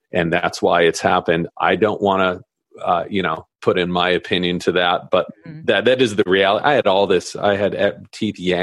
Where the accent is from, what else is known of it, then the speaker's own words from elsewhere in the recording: Southern California, United States; growing up in Southern California